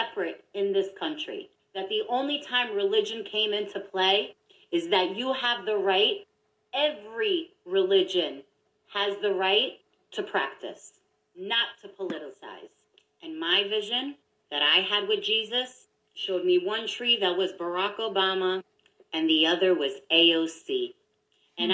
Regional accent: New York, United States; I'm from New York

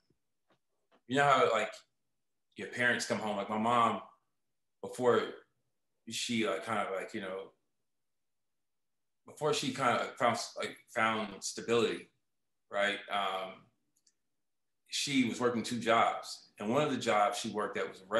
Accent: Oakland, California, United States; moved away as an adult; also born or lived in New York / Los Angeles; everything was slower now back home in Oakland. So I'm from Oakland

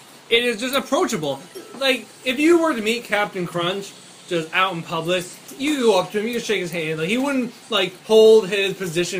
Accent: Maine, United States; growing up in Maine, and Maine is all about mooses and lobsters

